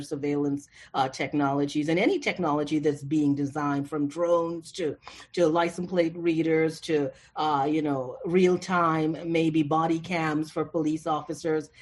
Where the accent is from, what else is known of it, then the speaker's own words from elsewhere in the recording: Toronto, Ontario, Canada; moved away; I grew up in Toronto